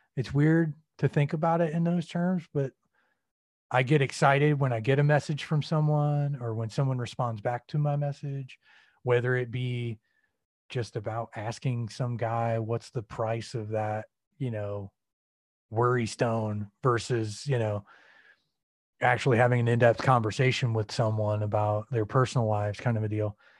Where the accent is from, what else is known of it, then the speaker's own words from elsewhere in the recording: Peoria, Illinois, United States; moved away as an adult; also born or lived in Chicago, Illinois; now in Arizona, United States; I'm originally from the Midwest. Central Illinois, uh, grew up there for about eighteen years, uh, Peoria